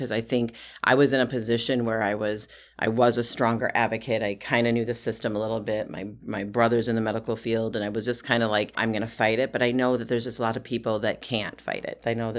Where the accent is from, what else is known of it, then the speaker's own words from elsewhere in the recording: Wisconsin, United States; I'm from Wisconsin. We're like nice girls in Wisconsin, you know?